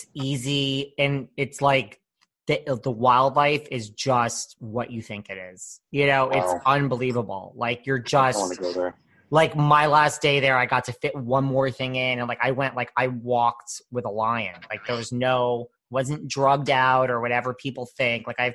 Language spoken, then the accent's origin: English; New York City, New York, United States; I'm from New York City.